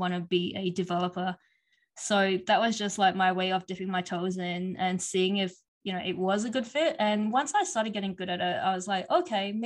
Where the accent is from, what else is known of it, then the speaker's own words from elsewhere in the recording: Perth, Western Australia, Australia; now in Toronto, Canada; I'm from Perth, which is basically the most isolated part of Australia.